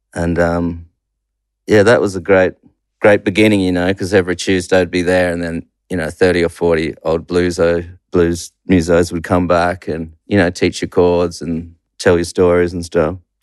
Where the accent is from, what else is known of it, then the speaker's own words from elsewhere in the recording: Perth, Western Australia, Australia; also born or lived in New Zealand; I mainly grew up in Perth.